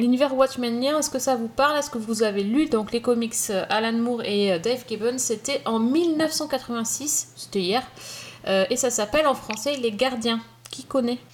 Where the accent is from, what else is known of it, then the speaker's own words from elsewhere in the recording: France; chez nous en France